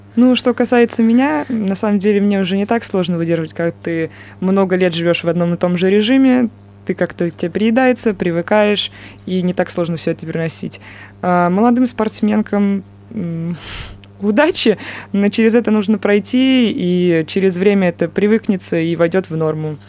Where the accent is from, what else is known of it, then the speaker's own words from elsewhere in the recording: Moscow, Russia; moved away as an adult; now in Chelyabinsk, Russia; я из Москвы начинала, естественно, свой баскетбольный путь в Москве